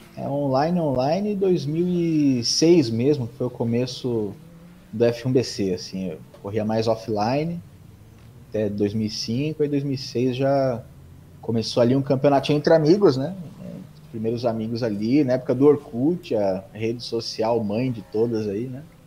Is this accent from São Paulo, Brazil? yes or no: yes; São Bernardo do Campo, São Paulo, Brazil; Sou nascido em São Paulo, mas moro aqui em São Bernardo desde sempre.